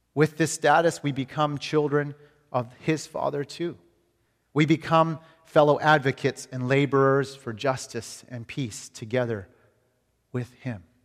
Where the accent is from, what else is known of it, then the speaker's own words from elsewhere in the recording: Canada; moved away as an adult; now in United States; as a Canadian coming to America